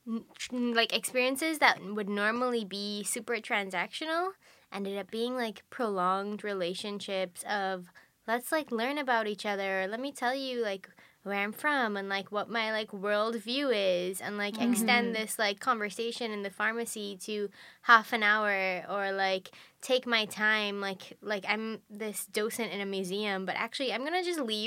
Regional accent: Trinidad & Tobago; soy Trinidad Tobago

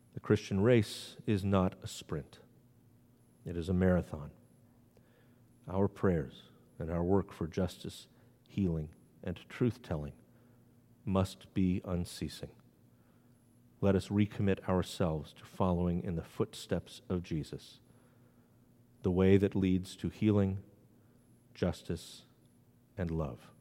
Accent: New England, United States; now in Maryland, United States; I live in Maryland, the Free State. I grew up in New England, where no lynchings have ever been documented

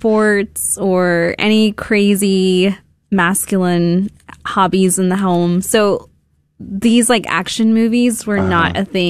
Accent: Houston, Texas, United States; moved away as an adult; also born or lived in Southern California / Washington, D.C.; born and raised in Houston, but I do consider myself secretly partially Californian

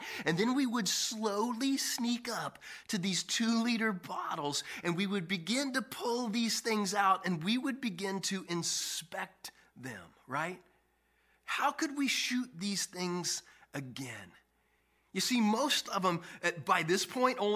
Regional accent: Kansas City, Kansas, United States; I grew up in Kansas City, Kansas

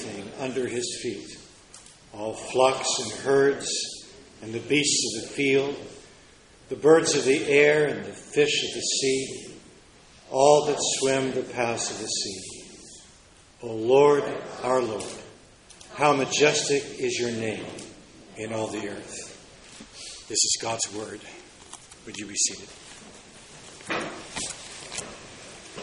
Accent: United States

